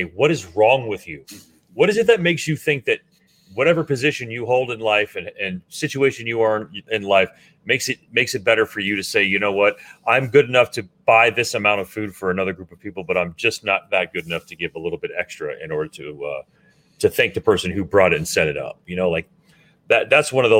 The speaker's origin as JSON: {"language": "English", "town": "Miami", "region": "Florida", "country": "United States", "tie": "born or raised there", "said": "we grew up in Miami listening to a multitude of different kinds of music"}